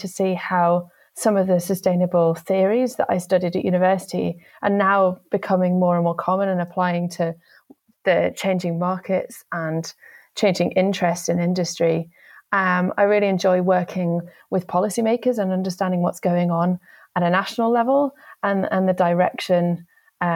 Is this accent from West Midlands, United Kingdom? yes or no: no; Kendal, North West England, United Kingdom; moved away as an adult; I grew up in the South Lakes in the northwest of England. So I was born in Kendal